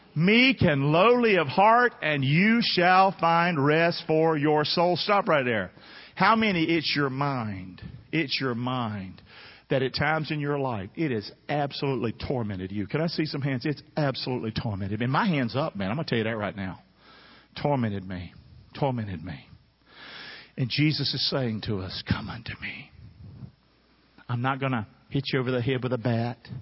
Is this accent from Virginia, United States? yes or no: no; Rockingham, North Carolina, United States; I'm from Rockingham